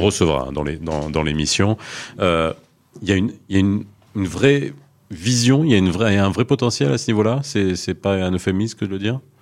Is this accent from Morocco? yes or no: yes; Morocco; je suis marocain